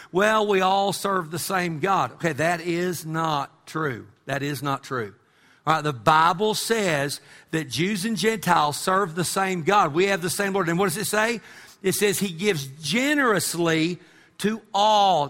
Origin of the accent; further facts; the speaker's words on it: Amarillo, Texas, United States; when I was a kid growing up in Amarillo